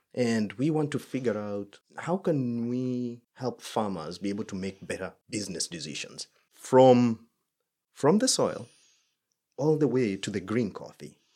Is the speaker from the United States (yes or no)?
no; Kenya; moved away; I'm Kenyan